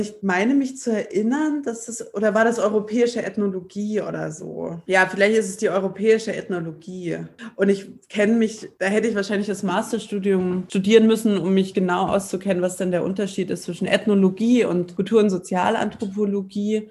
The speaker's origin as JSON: {"language": "German", "region": "East Germany", "country": "Germany", "also_born_or_lived": "Tübingen, Baden-Württemberg", "moved": "as an adult", "said": "als Ostdeutsche"}